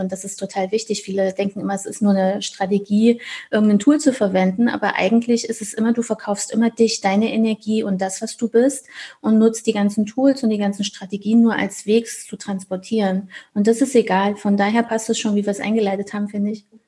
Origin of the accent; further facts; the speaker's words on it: Thuringia, Germany; Ich komme aus Thüringen in Deutschland